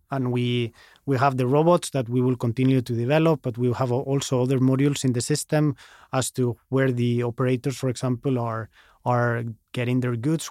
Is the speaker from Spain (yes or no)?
yes; Madrid, Community of Madrid, Spain; moved away as an adult; also born or lived in Chicago, United States / Nedre Vats, Norway; now in Oslo, Norway; I moved back to, to Madrid, where I'm from